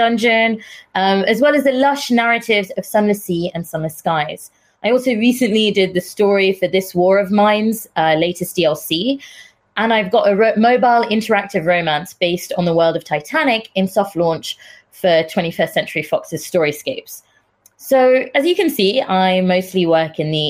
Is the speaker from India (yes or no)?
yes; India; now in United Kingdom; I'm Indian, not British Indian, as people assume, entirely Indian.